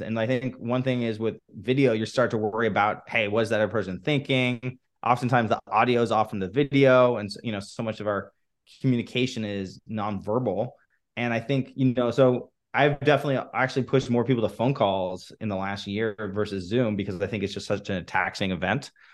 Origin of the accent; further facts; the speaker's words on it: Los Angeles, California, United States; So, I grew up in, in Los Angeles